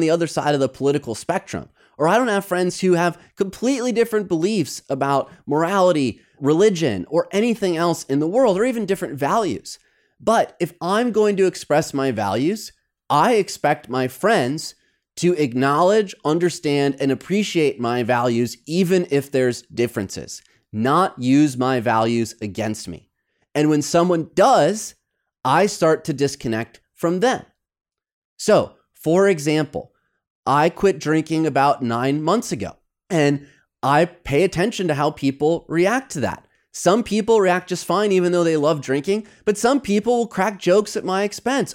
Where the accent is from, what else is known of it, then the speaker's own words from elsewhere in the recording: Midwest, United States; moved away as an adult; also born or lived in New York; now in Los Angeles, United States; Growing up in the Midwest